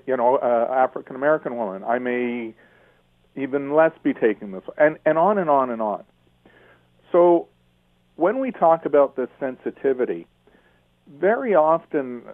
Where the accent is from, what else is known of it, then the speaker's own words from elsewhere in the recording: Toronto, Ontario, Canada; I was born in Toronto, and I was brought up in the Jewish part of town